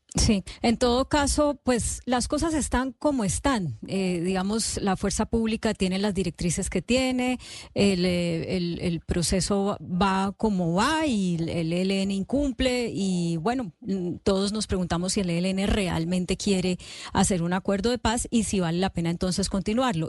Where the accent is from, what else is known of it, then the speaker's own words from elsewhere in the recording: Colombia; como colombianos